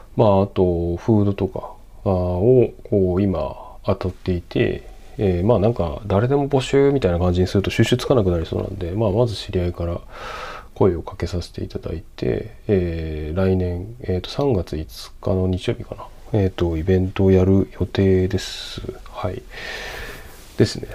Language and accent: Japanese; Sendai, Miyagi, Japan; moved away; 僕仙台生まれなんですけど